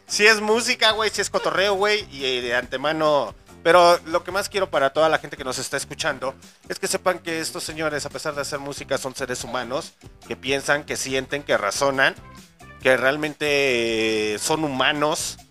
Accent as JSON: {"language": "Spanish", "town": "León", "region": "Guanajuato", "country": "Mexico", "said": "la gente que somos de León, Guanajuato"}